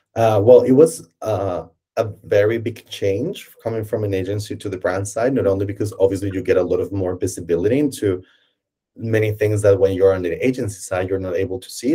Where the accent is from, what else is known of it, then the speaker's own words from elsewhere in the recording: Colombia; moved away as an adult; now in Berlin, Germany; I'm obviously not from Germany. Uh, I'm from Colombia, uh, and I moved to Germany